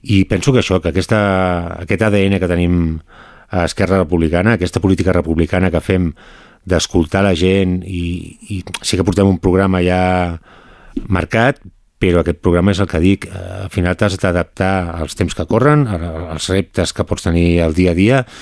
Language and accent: Catalan; Montmeló, Catalonia, Spain; jo he nascut aquí, he crescut, he crescut aquí a, a Montmeló